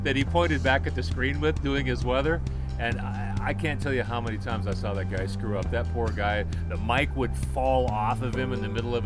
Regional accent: Seattle, Washington, United States; also born or lived in Yakima; Seattle was my hometown

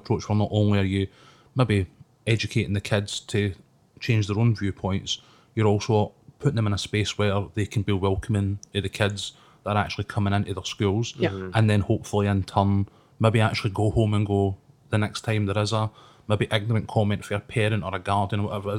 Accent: Glasgow, Scotland, United Kingdom; because I come from Springburn. I'm no far from where the Red Road used to be.

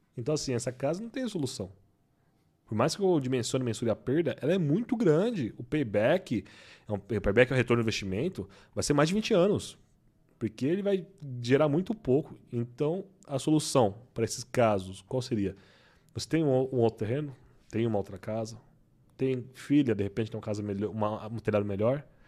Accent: Brazil; eu sou brasileiro

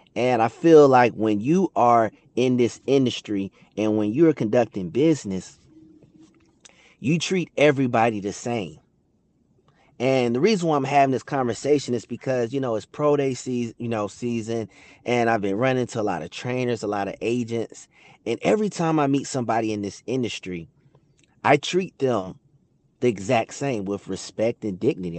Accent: Atlanta, Georgia, United States; growing up in Atlanta

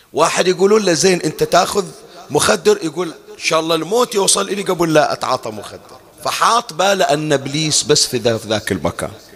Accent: Bahrain; احنا عندنا في البحرين

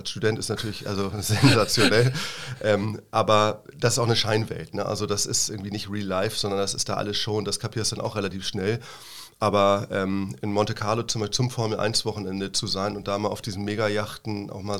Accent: Hamburg, Germany; now in Freiburg, Germany; Richtig, also ich komme zumindest aus der Gegend da, genau.

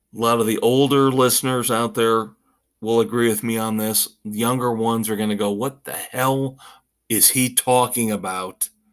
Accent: Indiana, United States; moved away; my home state, Indiana

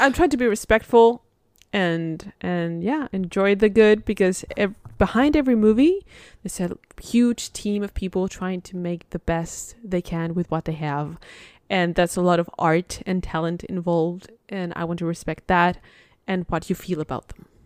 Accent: Spain; moved away; I'm from Spain

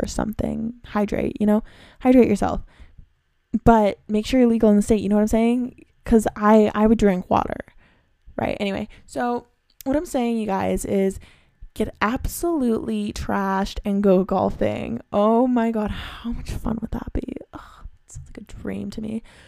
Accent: Canada; I'm from Canada

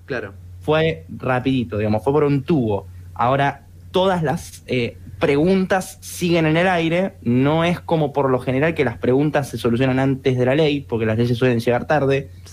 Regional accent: Argentina; Incluso en Argentina, que nosotros por lo general somos bastante prohibitivos

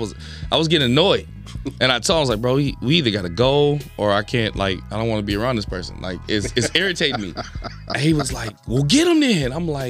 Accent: Philippines; Because me being Filipino, they're like, oh, yeah, you like Todd Eyes.

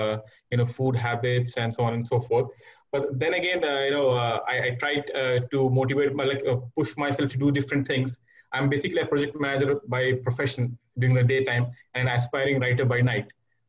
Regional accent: India; moved away as an adult; now in Riyadh, Saudi Arabia; I'm an Indian national residing in Riyadh for the past 8 years.

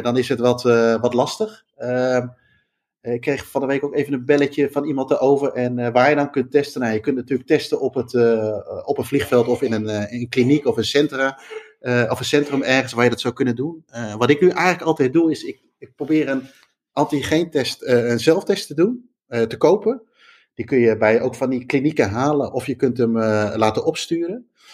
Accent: Netherlands; wij als Nederlander

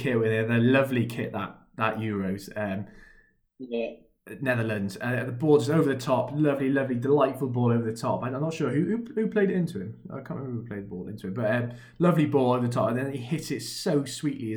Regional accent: Wales, United Kingdom; as a Welshman

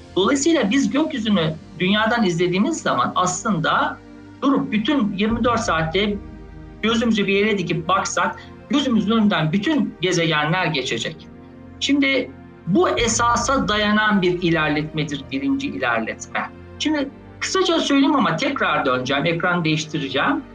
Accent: Ankara, Turkey; 1973 Ankara doğumluyum. Ee, bütün öğrenimi Ankara'da yaptım.

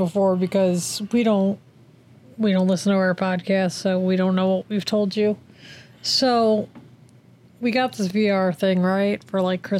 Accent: Cleveland, Ohio, United States; Do you think people who hear me talk, they're like, you're from Cleveland?

